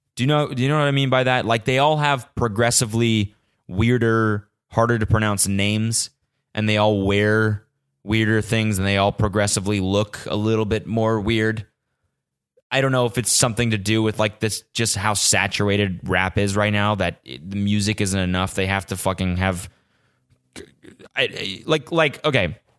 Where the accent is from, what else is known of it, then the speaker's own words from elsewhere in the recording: Canada; now in California, United States; every time I go back to Canada, love it. Fucking love spending time in Canada. It's where I'm from